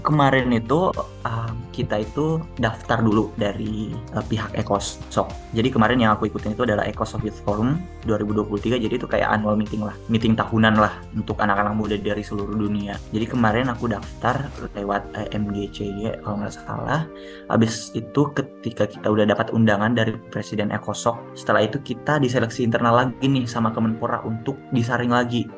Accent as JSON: {"language": "Indonesian", "region": "South Sulawesi", "country": "Indonesia", "said": "kita dari timur ya, kita dari Sulsel"}